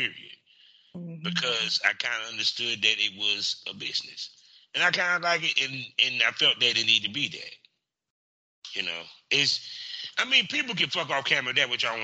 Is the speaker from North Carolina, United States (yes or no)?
yes; North Carolina, United States; I'm from North Carolina